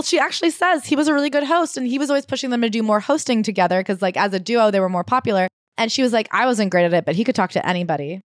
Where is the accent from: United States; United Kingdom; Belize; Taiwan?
United States; Hoboken, New Jersey; also born or lived in Montclair, New Jersey; I guess Hoboken isn't my hometown 'cause I was technically born in the Montclair Hospital.